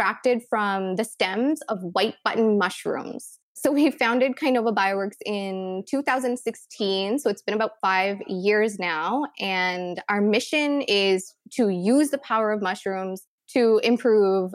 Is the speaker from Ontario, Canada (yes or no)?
no; Fredericton, New Brunswick, Canada; also born or lived in India; So I immigrated from India to Canada when I was 10 years old. I grew up in Fredericton, New Brunswick